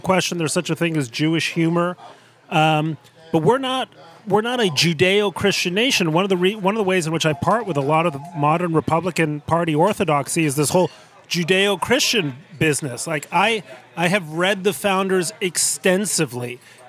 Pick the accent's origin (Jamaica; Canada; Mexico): Mexico; Mexico City; I grew up in Mexico City, in a household that in the United States would be upper middle class. In Mexico, it was just upper class.